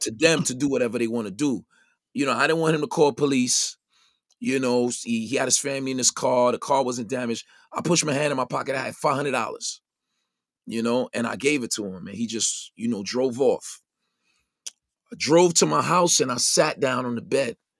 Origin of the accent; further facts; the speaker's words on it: New York City, New York, United States; growing up in the Brownsville section of Brooklyn